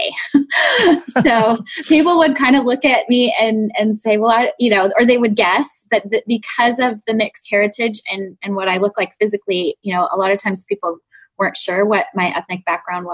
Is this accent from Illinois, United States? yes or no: yes; Chicago, Illinois, United States; I grew up in Chicago in the south side of the city